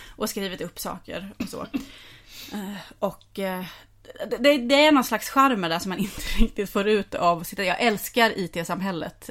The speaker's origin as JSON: {"language": "Swedish", "region": "Skåne", "country": "Sweden", "tie": "born or raised there", "said": "jag är uppvuxen i Skåne och är till viss del i Skåne och är dialektförvirrad"}